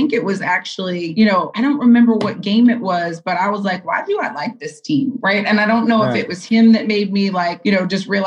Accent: Miami, Florida, United States; growing up in Miami

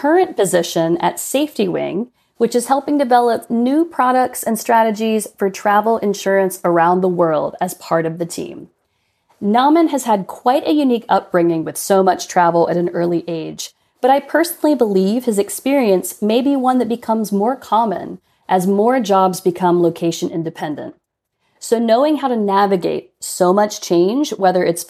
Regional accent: Portugal; my home country of Portugal

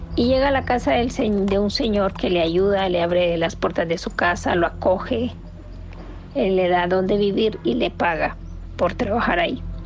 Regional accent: Nicaragua; moved away; Somos de Nicaragua y esa es la costumbre de, de allá

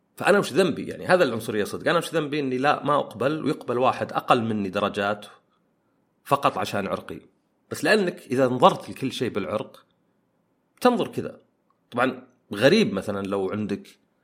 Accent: Saudi Arabia; أنا سعودي وعربي

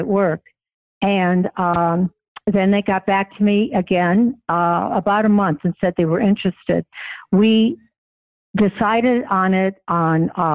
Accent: Denver, Colorado, United States; growing up in Denver in the consulting area

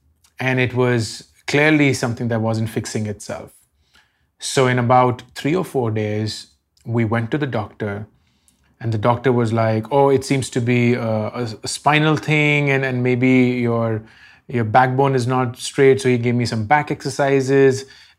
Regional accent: Delhi, India; I grew up in Delhi

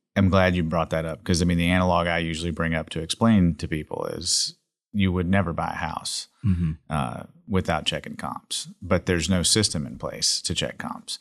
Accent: Jackson, Mississippi, United States; now in Dallas, United States; I come from Jackson, Mississippi

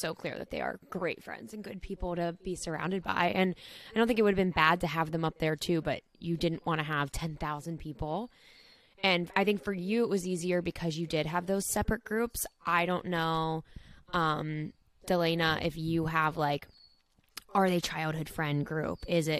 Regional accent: San Antonio, Texas, United States; I'm 21 and from San Antonio, Texas.

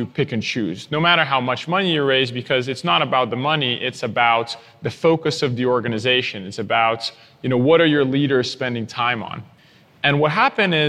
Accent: Brazil; moved away as an adult; now in United States; born and raised in Brazil

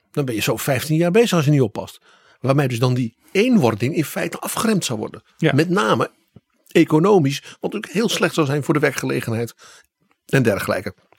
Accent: Netherlands; Wij als Hollanders

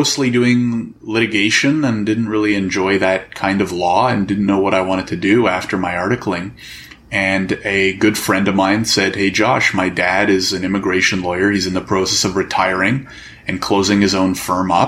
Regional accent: Canada; I'm born and raised in Canada, never immigrated in my life

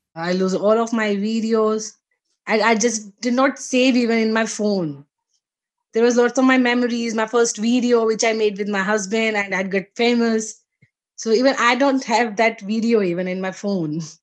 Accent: India; I'm Indian.

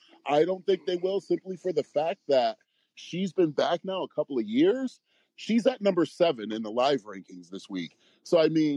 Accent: United States; I'm American

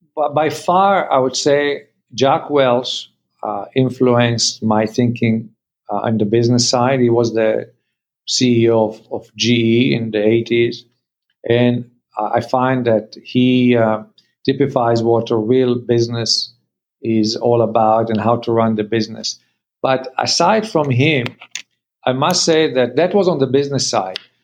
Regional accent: Canada; we are Canadian

